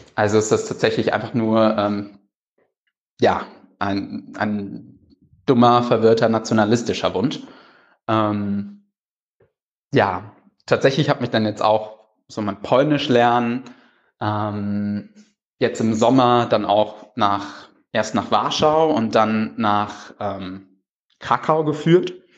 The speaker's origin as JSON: {"language": "German", "town": "Cologne", "region": "North Rhine-Westphalia", "country": "Germany", "also_born_or_lived": "Berlin", "said": "als Kölner"}